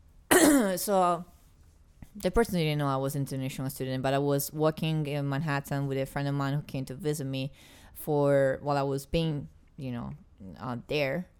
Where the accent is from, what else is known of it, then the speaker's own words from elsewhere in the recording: Italy; English is a second language; moved away as an adult; I'm from Italy